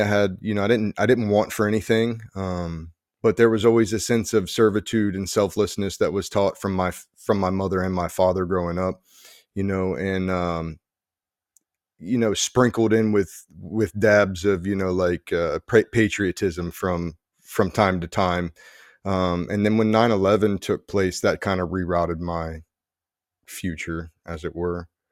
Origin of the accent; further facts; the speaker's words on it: New Jersey, United States; there's people from, like, Jersey, there's people from my hometown